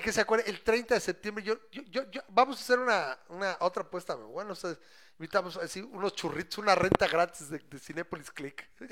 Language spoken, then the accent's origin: Spanish; Mexico; soy mexicano